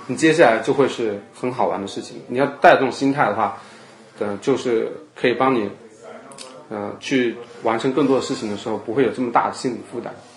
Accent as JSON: {"language": "Chinese", "town": "Chaozhou", "region": "Guangdong", "country": "China", "moved": "as an adult", "lives_now": "United States", "said": "我是潮州人嘛，那么潮州人当然是以茶会友"}